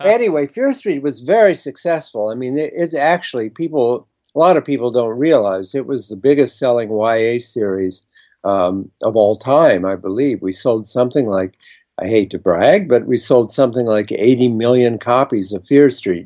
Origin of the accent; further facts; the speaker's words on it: Ohio, United States; moved away as an adult; now in New York, United States; I grew up in Ohio and came to New York to be a writer